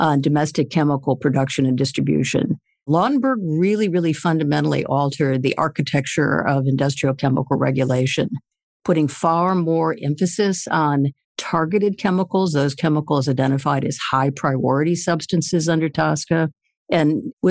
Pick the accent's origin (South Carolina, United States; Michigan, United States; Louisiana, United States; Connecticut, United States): Michigan, United States; now in Washington, D.C., United States; I grew up in Michigan